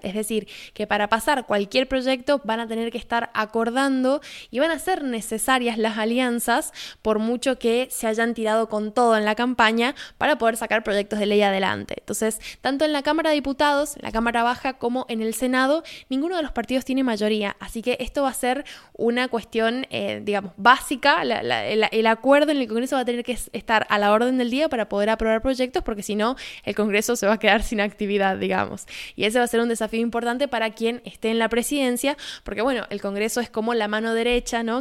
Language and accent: Spanish; Argentina; haciendo periodismo desde Argentina